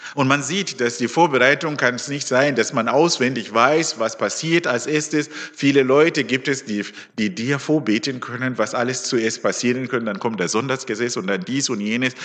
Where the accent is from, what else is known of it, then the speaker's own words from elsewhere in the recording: Zimbabwe; also born or lived in Leonberg, Germany; now in Höchstadt an der Aisch, Germany; Ich komme ursprünglich aus Simbabwe.